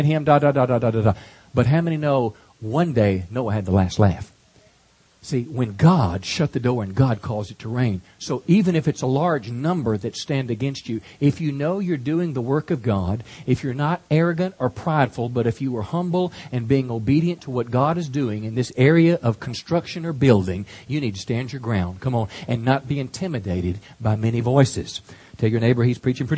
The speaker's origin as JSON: {"language": "English", "region": "Texas", "country": "United States", "said": "as a Texan here"}